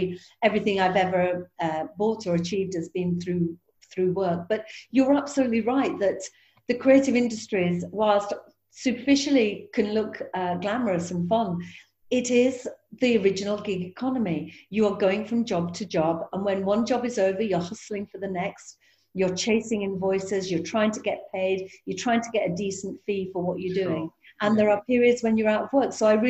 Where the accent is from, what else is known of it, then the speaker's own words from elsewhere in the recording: Yorkshire and the Humber, United Kingdom; being a Yorkshire woman